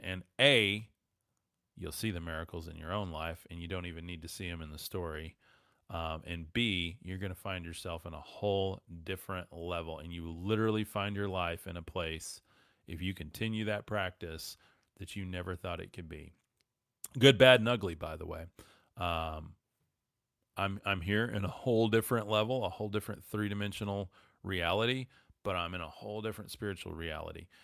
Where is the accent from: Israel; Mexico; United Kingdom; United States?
United States; West Texas; I'm from West Texas